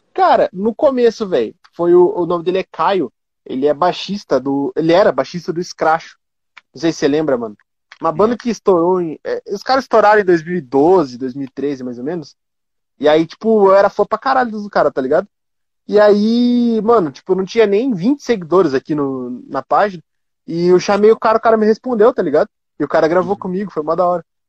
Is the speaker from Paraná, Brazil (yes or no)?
yes; Curitiba, Paraná, Brazil; eu sou de Curitiba